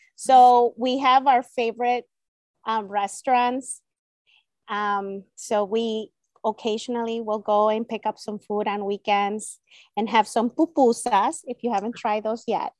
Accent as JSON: {"language": "English", "country": "El Salvador", "tie": "born or raised there", "first_language": "Spanish", "second_language": "English", "moved": "yes", "said": "Spanish is my native language, it's my first language. I was born in El Salvador"}